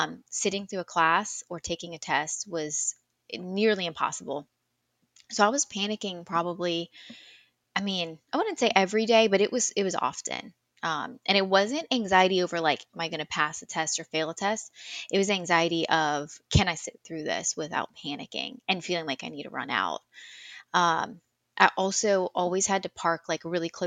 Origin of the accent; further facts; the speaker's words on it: South Louisiana, United States; also born or lived in Colorado; born and raised in South Louisiana, moved around a little bit, but yeah, for the most part, I have always lived here.